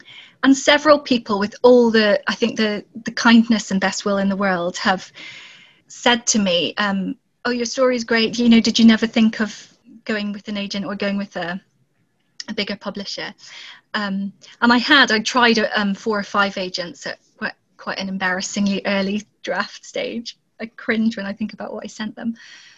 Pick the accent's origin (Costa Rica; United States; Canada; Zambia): Zambia; also born or lived in South Pacific; now in Scotland, United Kingdom; and I was born and grew up in Zambia, and then we moved to the South Pacific, and then from there came to Scotland.